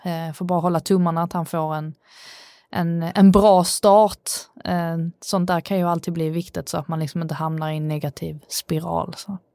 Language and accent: Swedish; Sweden; jag är svensk